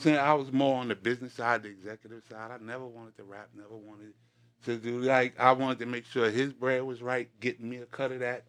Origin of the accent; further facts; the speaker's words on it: New York City, New York, United States; I'm from Queens, New York.